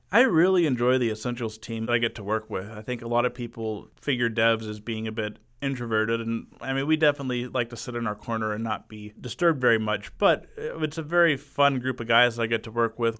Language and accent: English; Arlington, Texas, United States; been in Arlington all my life